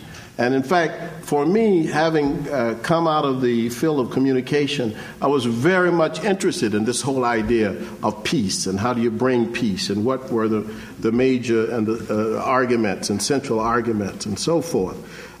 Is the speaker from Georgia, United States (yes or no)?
yes; Georgia, United States; moved away as an adult; since I was from Georgia